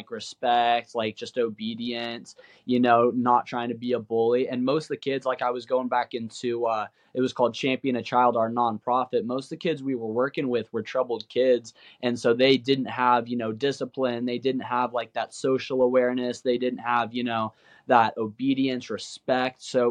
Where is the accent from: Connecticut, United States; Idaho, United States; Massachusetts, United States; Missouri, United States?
Idaho, United States; Boise; also born or lived in Nampa, Idaho; we're from Idaho, Boise, Idaho, and Kimbo, he was living at our house in Nampa